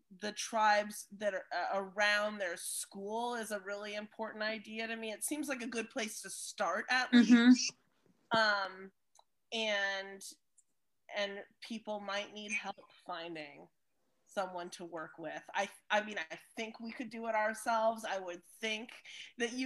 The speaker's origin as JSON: {"language": "English", "town": "Seattle", "region": "Washington", "country": "United States", "tie": "born or raised there", "said": "growing up in the Northwest, even though we're on Duwamish land in the city of Seattle"}